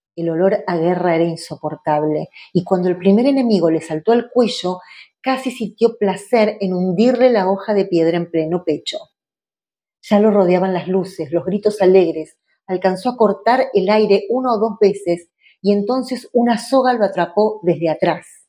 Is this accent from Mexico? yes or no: no; Argentina; Nosotros como argentinos y argentinas tenemos una tradición de cuentistas